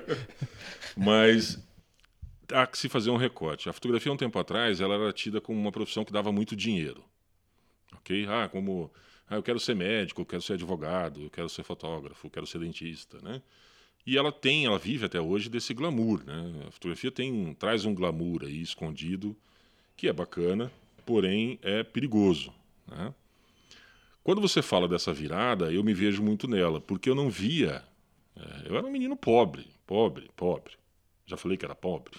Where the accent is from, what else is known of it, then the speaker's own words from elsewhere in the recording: Londrina, Paraná, Brazil; moved away as an adult; now in Curitiba, Brazil; Sou natural de Londrina, mas já vivo aqui em Curitiba há 25 anos